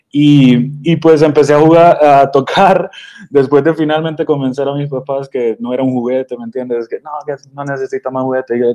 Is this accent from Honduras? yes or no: yes; Honduras; now in Austin, United States; Eh, pues yo soy originalmente de Honduras, pero, pero soy mitad colombiano por el lado de mi mamá, ella es de Bucaramanga.